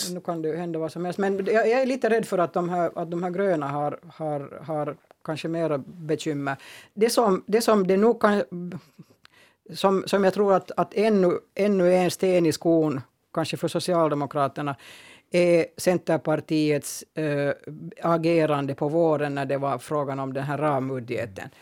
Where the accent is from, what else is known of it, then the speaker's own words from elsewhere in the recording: Finland; Jag är också finlandssvensk.